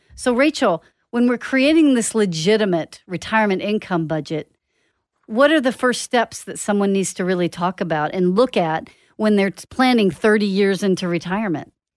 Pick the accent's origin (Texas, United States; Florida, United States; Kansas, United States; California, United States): Texas, United States; Dallas; moved away; I grew up in Dallas and I used to drive from Lake Dallas or Denton all the way to Garland